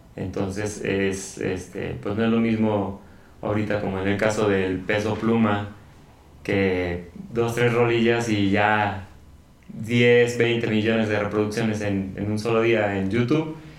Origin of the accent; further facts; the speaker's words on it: León, Guanajuato, Mexico; now in San Francisco del Rincón, Mexico; yo no soy originario de aquí de, San, Pancho, yo soy de León